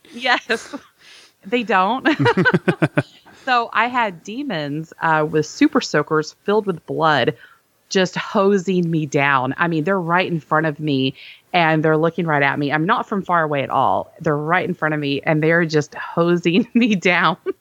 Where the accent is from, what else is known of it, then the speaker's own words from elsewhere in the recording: Texas, United States; we're from Texas, you